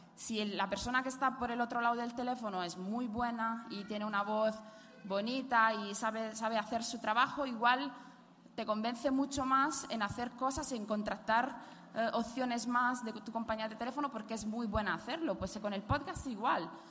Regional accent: Italy; accent: Italian; Spanish is a second language; moved away; soy italiana, como pueden escuchar por mi acentillo

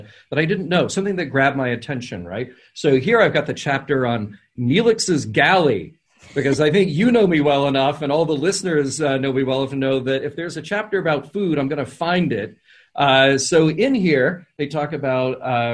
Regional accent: the South, United States; I grew up in the South

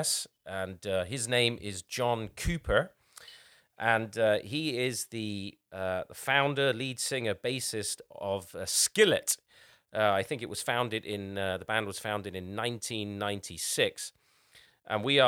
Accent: England, United Kingdom; I'm English

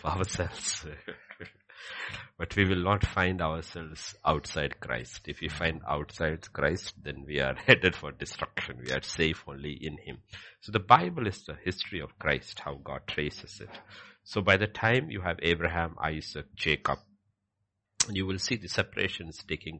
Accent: India; I am Indian

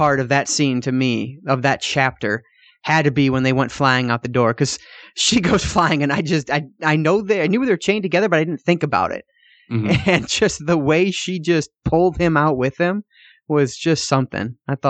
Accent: United States; I'm such an ignorant ass, and I'm American.

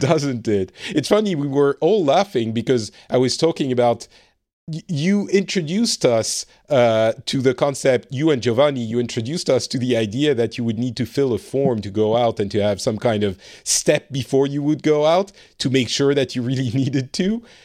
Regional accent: France; now in Finland; I live in Finland. I am originally from France

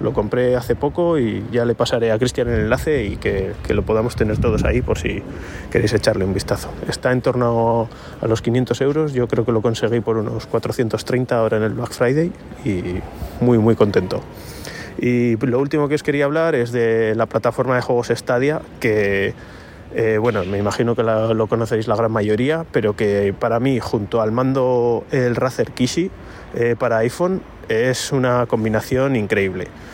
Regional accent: Logroño, La Rioja, Spain; soy de Logroño

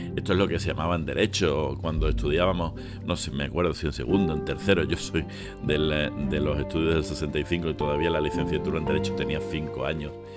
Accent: Spain; nosotros los españoles

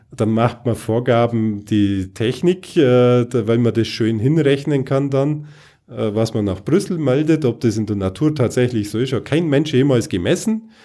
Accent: Bavaria, Germany; bei uns in Bayern

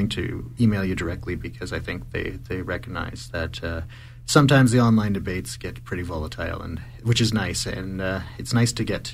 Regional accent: Calgary, Alberta, Canada; I grew up in Calgary and I live in Ward 1.

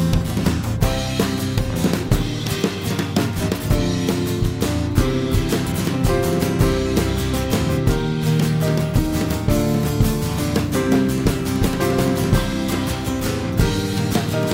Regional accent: California, United States; where I grew up in California

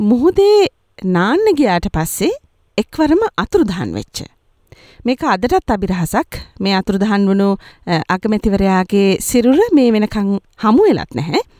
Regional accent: Sri Lanka; now in Australia; ශ්‍රී ලාංකිකයන් විදිහට අපිට වැදගත් අවස්ථාවක් උදාවෙනවා

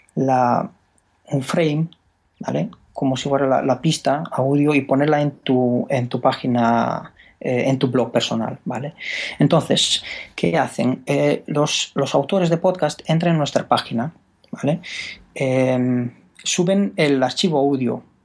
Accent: Romania; Spanish is a second language; moved away as an adult; now in Spain; yo soy rumano

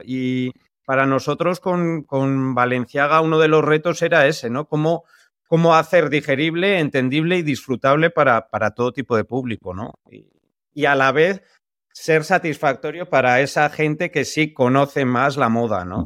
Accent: San Sebastián, Basque Country, Spain; nosotros que somos de San Sebastián

